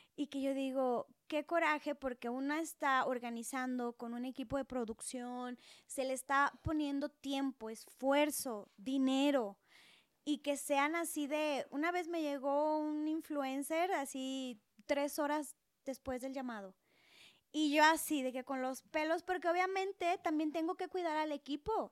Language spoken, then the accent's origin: Spanish; Monterrey, Nuevo León, Mexico; moved away as an adult; now in Mexico City, Mexico; nací en Monterrey, o sea, es una gran ciudad, por eso a veces los regios somos bien intensos